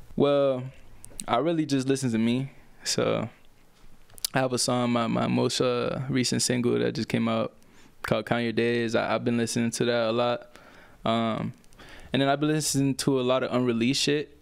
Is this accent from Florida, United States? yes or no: yes; Orlando, Florida, United States; also born or lived in Puerto Rico; I grew up in Orlando, man. I basically went there when I was, like, four years old